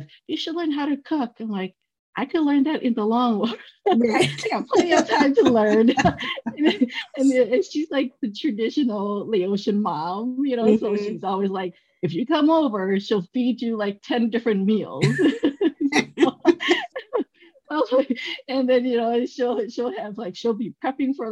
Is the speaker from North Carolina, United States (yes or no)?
no; Milwaukee, Wisconsin, United States; also born or lived in Laos; I grew up in Milwaukee, and the area that I grew up, they were pretty diverse